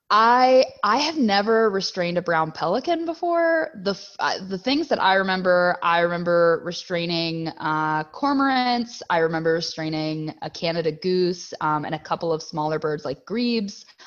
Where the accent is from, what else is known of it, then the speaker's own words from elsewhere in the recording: Catonsville, Maryland, United States; moved away as an adult; also born or lived in Virginia / California / Texas; now in Boyce, United States; I'm just south of Baltimore, but to be more specific, Catonsville area